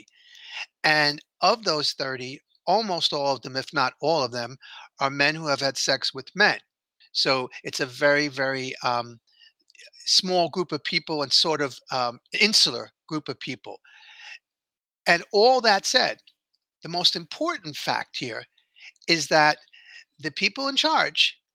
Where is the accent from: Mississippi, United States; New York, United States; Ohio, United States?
New York, United States; New York City; here in my hometown. I was born, raised, and still live here.